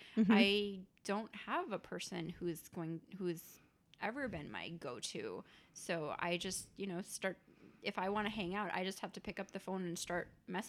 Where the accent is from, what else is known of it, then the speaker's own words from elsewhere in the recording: India; I mean, I'm, you know, I'm Indian, so I come from a community of like where people arbitrarily get married because that's the thing